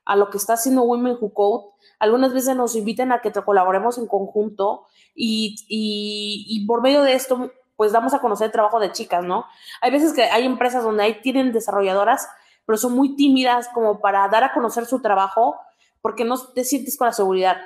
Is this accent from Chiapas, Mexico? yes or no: no; Oaxaca, Mexico; soy del estado de Oaxaca